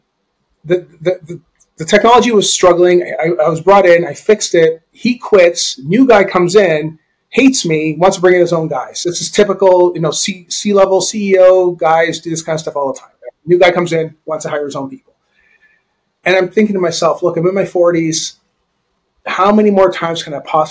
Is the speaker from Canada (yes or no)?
yes; Canada; I grew up in Canada